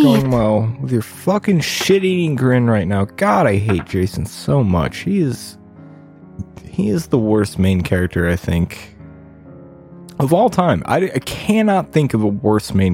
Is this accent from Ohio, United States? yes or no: yes; Ohio, United States; my home state of Ohio